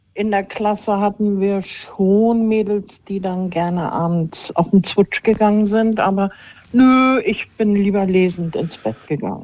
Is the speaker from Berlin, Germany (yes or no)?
yes; Berlin, Germany; ich bin ja in Berlin aufgewachsen